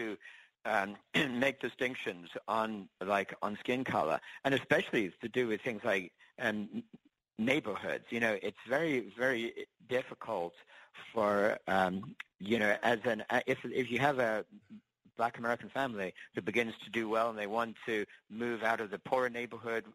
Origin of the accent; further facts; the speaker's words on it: England, United Kingdom; now in United States; I actually was born and raised in England. And when I came to the States